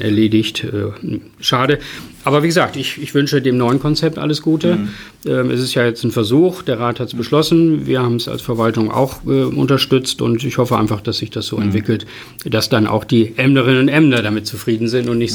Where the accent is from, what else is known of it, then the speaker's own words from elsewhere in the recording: Emden, Lower Saxony, Germany; Ich wohne weiterhin hier und das ist meine Heimatstadt